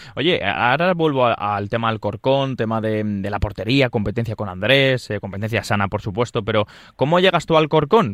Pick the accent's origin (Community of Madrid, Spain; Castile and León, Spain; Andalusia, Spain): Community of Madrid, Spain; Leganés; soy de Leganés